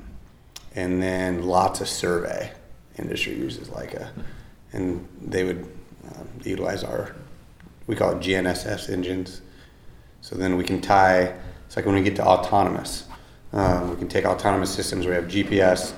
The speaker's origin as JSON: {"language": "English", "town": "Iowa City", "region": "Iowa", "country": "United States", "tie": "born or raised there", "said": "I'm from Iowa. I grew up by Iowa City."}